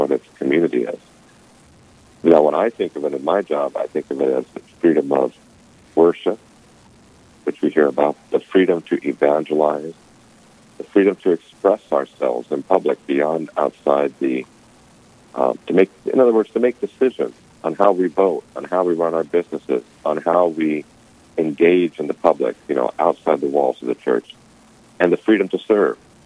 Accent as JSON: {"language": "English", "region": "California", "country": "United States", "moved": "as an adult", "lives_now": "North Dakota, United States", "said": "I'm originally from California"}